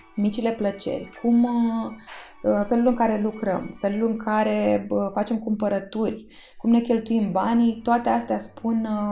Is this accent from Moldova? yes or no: no; Romania; Eu m-am născut în România, sunt româncă.